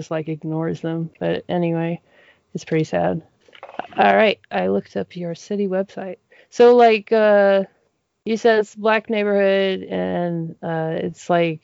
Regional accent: Denver, Colorado, United States; moved away as an adult; now in Monroe, United States; growing up in Denver, I would say my neighborhood population growing up, at least till I was, like, 12, was majority Hispanic

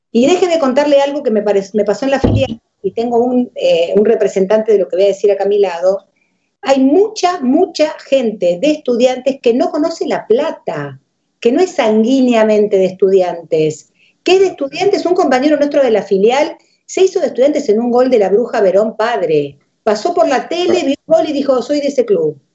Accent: San José, Costa Rica; born there; Yo nací en San José de Costa Rica

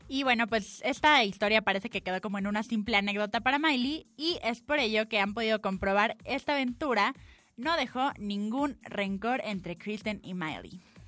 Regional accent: Mexico

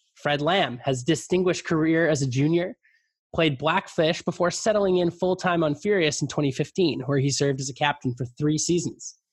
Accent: Vancouver, British Columbia, Canada; growing up in the Vancouver climate

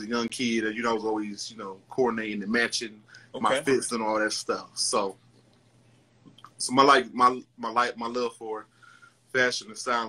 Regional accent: Detroit, Michigan, United States; also born or lived in New York; Well, I grew up in Detroit. I was born in New York, but I was raised here in Detroit.

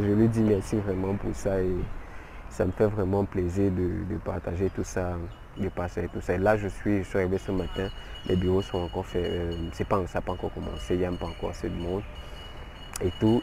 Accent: Cameroon; je suis camerounais

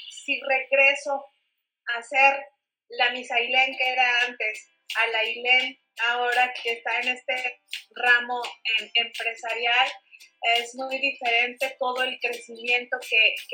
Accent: Mexico

